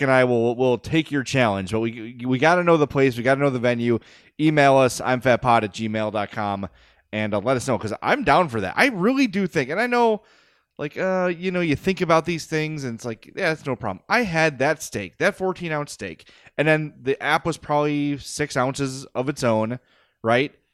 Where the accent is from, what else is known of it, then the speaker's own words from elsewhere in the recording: Oak Lawn, Illinois, United States; I grew up in Oak Lawn. I was raised in Oak Lawn.